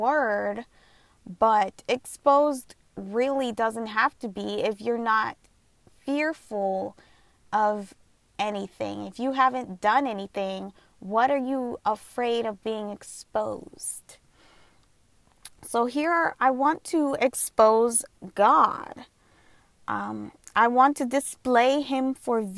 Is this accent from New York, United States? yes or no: no; Southern California, United States; I was born and raised here in SoCal, in Southern California.